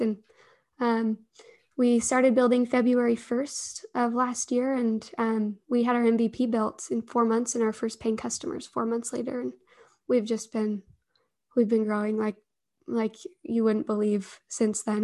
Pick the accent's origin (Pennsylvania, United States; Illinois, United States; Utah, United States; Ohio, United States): Utah, United States; Alpine; I grew up in Alpine